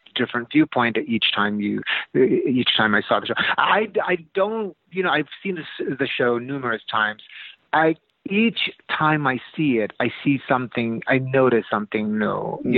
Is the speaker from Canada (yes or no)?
no; Philippines; moved away; I'm from the Philippines originally. I'm an immigrant.